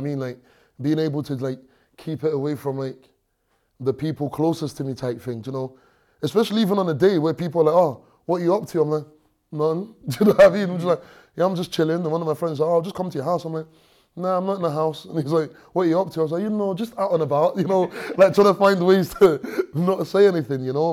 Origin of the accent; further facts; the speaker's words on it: London, United Kingdom; moved away; also born or lived in Stranraer, Scotland / Nigeria; I grew up in London